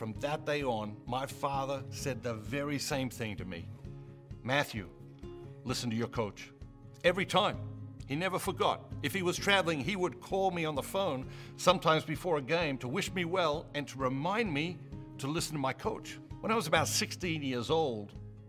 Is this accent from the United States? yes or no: no; Australia; Growing up in Australia